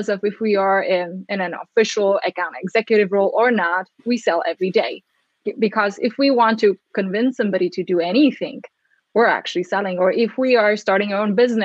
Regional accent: Czechia; now in United States; growing up in the Czech Republic, now living in the States

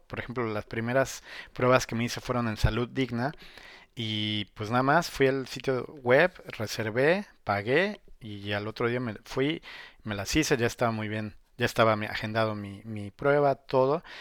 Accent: Mexico; also born or lived in Puebla; now in China

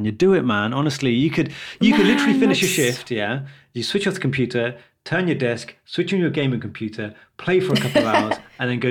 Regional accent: London, United Kingdom; I've always been a London guy. Now I've never really left London.

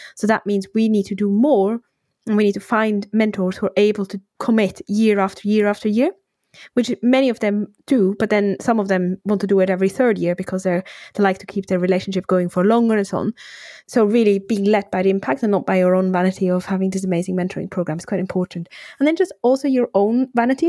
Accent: Switzerland; moved away as an adult; now in United Kingdom; I'm from Switzerland originally. I then moved to the UK for my partner

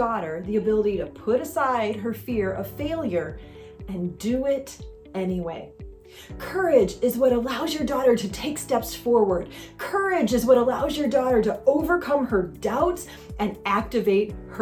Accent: Michigan, United States; now in Southern California, United States; I grew up in Michigan on a little inland lake called Higgins Lake.

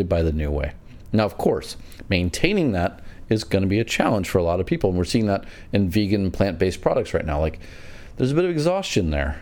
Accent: United States; moved away as an adult; now in China; I'm American. Yeah. And I spent a year back home last year.

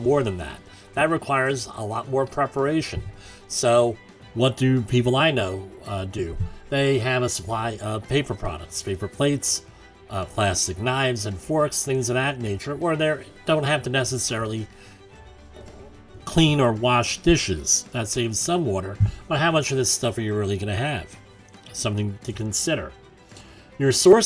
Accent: New York, United States; my home state of New York

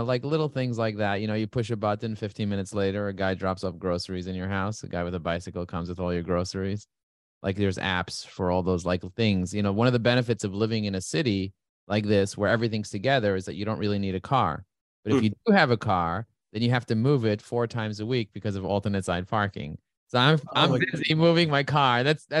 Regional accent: New York City, New York, United States; Raised and grazed in Crooklyn

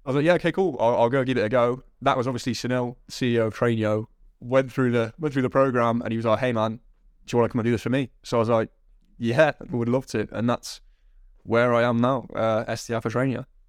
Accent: Coventry, West Midlands, United Kingdom; I'm currently in, in my hometown of Coventry

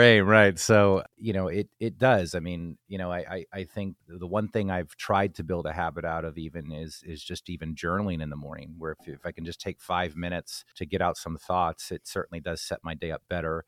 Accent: New Jersey, United States; growing up in New Jersey, you know, I grew up as a Yankees fan

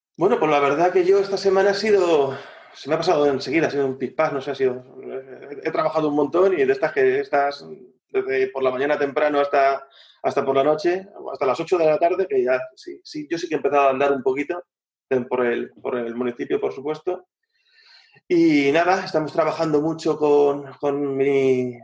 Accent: Madrid, Community of Madrid, Spain; now in La Manga del Mar Menor, Spain; yo, soy madrileño, ¿eh? Yo soy madrileño

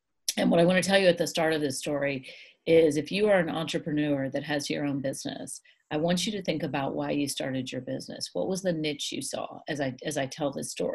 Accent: United States; I'm an American

